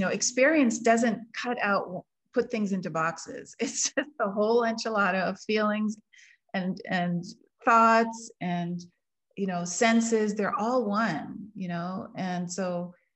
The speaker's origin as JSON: {"language": "English", "country": "United States", "tie": "born or raised there", "said": "I grew up in the German community outside of DC, Washington DC"}